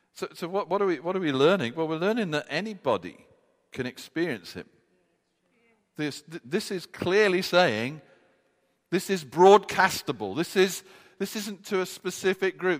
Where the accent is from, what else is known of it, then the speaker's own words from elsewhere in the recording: United Kingdom; us being British